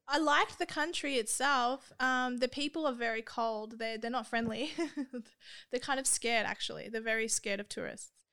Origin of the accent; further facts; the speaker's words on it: Australia; I'm Australian